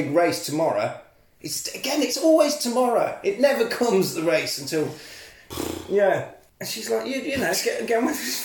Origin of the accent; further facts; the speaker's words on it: Coventry, West Midlands, United Kingdom; moved away; I'm from Coventry